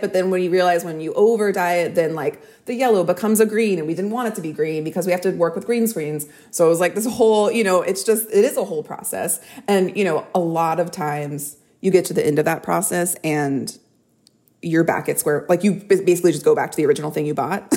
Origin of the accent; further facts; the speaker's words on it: Texas, United States; I grew up in Texas